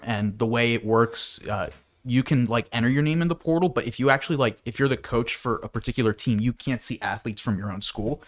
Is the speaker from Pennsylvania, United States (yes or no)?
yes; Bethlehem, Pennsylvania, United States; I'm from Bethlehem, Pennsylvania, and I'm a student at Penn State